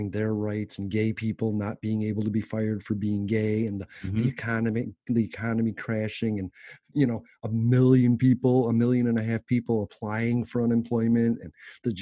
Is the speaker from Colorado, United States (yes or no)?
no; Florida, United States; my Florida podcast, you know what I mean? It's my home state